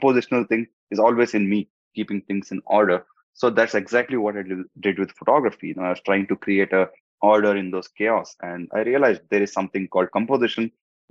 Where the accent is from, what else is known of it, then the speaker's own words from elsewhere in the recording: India; first language Hindi; English is a second language; now in Dubai, United Arab Emirates; I come from India, and in Dubai